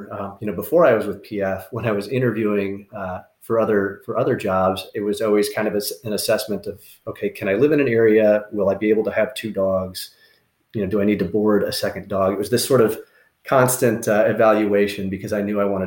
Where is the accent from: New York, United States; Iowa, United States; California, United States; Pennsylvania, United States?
Iowa, United States; moved away as an adult; also born or lived in Michigan / Florida / North Carolina / Washington, D.C.; now in Arizona, United States; I can come back home to Iowa and hunt pheasant and quail around my hometown